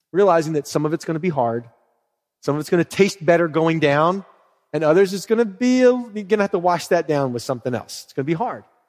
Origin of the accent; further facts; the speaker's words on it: Philadelphia, Pennsylvania, United States; I'm from Philly